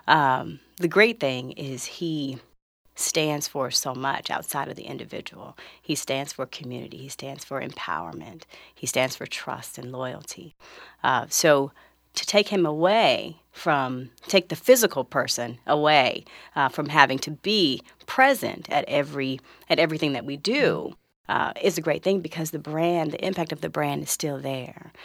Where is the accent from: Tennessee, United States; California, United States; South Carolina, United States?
California, United States; Los Angeles; I grew up in South Central Los Angeles, maybe ten minutes away from where the theater is open today